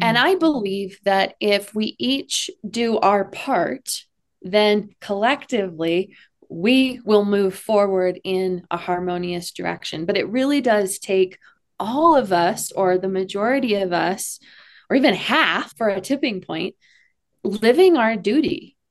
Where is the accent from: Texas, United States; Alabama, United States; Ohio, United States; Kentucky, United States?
Texas, United States; I'm from Texas